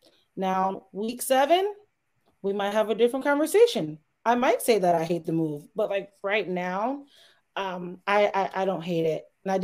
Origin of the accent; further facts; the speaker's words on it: Connecticut, United States; We are from Connecticut.